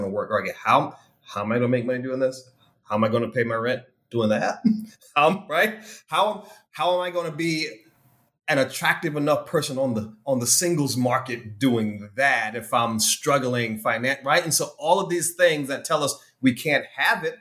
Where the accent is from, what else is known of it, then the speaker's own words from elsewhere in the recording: South Carolina, United States; also born or lived in New York; now in Hollywood, Florida, United States; I'm a born and raised country boy, Robin. So I'm from South Carolina originally